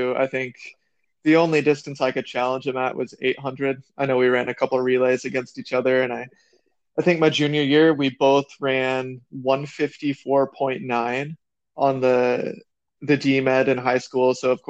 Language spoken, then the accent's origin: English; South Dakota, United States; I'm just I'm a kid from South Dakota now.